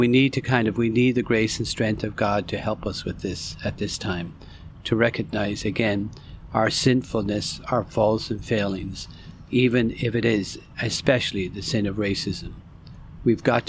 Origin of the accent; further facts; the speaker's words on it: Ireland; I was born and raised in Ireland